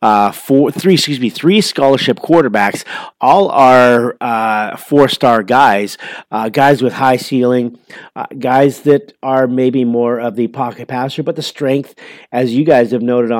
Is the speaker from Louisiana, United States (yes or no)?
no; Columbus, Ohio, United States; moved away; I am actually from Columbus, Ohio